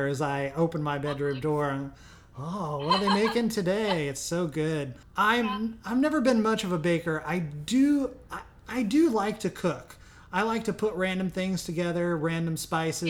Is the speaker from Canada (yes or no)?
no; near Carbondale, Southern Illinois, United States; moved away; I'm from Illinois, too